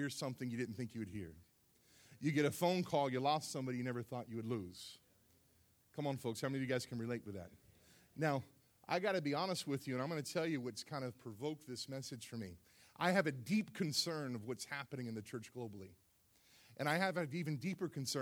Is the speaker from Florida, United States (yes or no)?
yes; South Florida, United States; moved away; I grew up in South Florida